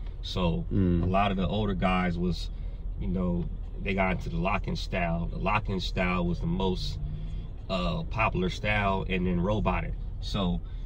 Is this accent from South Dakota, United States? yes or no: no; Bellflower, California, United States; also born or lived in Inglewood, California; we was born and raised in Inglewood for a couple years.